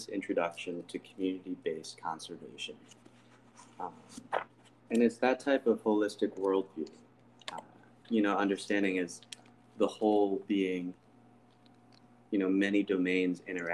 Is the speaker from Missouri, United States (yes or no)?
yes; St. Louis, Missouri, United States; I'm from St. Louis. Like, that's, you know, the place that I would call home in a sense. That's what I know the most.